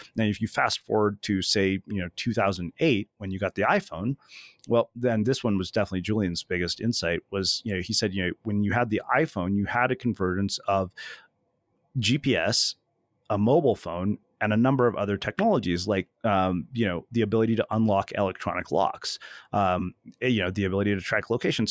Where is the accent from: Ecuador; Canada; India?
India; I'm Indian, man. We're frugal